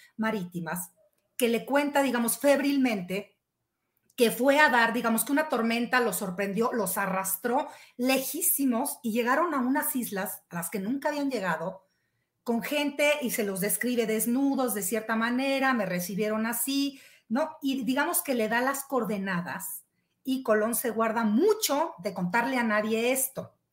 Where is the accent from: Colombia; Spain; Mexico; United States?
Mexico; somos mexicanos